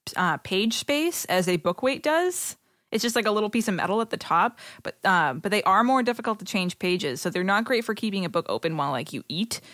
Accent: Boston, Massachusetts, United States; accent: Boston; my Boston accent

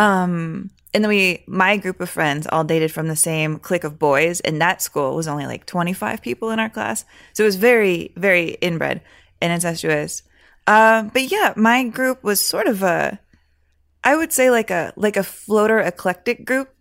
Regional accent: San Antonio, Texas, United States; moved away as an adult; also born or lived in Michigan; I was there from five to eighteen

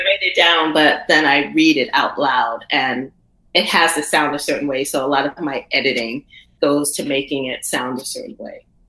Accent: the South, United States; I come from the South, and and the Southern storytelling is just what it is

